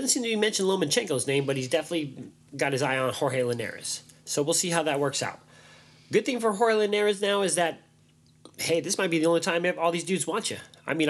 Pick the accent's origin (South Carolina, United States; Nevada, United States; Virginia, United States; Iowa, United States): Nevada, United States; Las Vegas; moved away; I'm from Vegas.